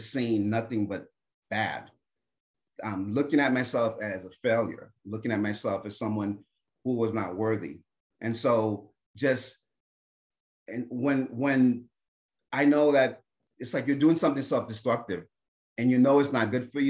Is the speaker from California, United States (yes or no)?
no; New Jersey, United States; I'm Haitian-American. I was born in America, in New Jersey, but my parents are from Haiti.